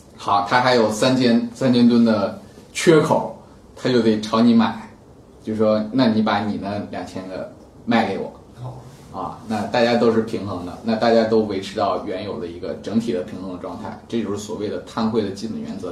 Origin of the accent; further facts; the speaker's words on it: China; 我们中国人